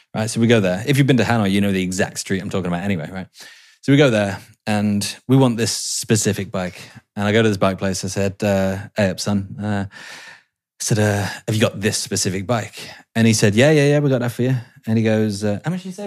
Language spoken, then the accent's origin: English; England, United Kingdom; I'm English